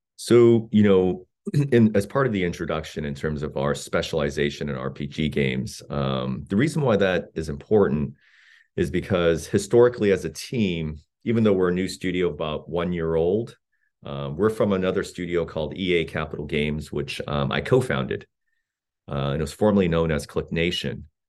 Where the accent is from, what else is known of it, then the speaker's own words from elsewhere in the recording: South Korea; moved away; I grew up in South Korea of incredibly modest means